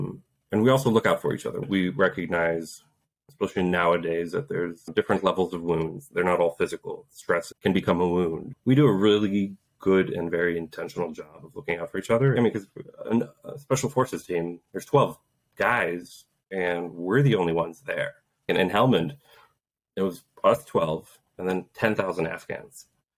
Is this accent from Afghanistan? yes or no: no; Poland; born there; I was born in Poland right when martial law happened back in the early 80s.